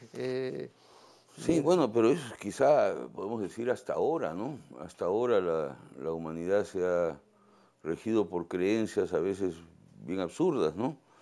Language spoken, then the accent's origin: Spanish; Lima, Peru; moved away as an adult; Yo nací en Miraflores, soy un pituco Miraflores, ¿no? Este, pero me fui al campo hace 20 años